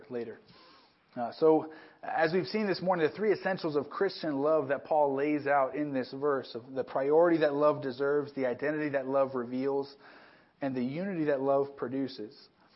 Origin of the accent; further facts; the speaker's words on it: Southern California, United States; moved away as an adult; also born or lived in New Mexico; a kid growing up in Southern California, which is one big city, to move to a town of about 12,000 people